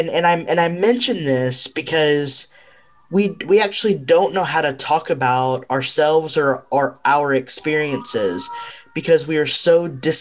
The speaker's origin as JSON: {"language": "English", "country": "United States", "said": "I'm Mexican American. And so, you know, I've for a long time been on this journey to understand, you know, my ancestral line"}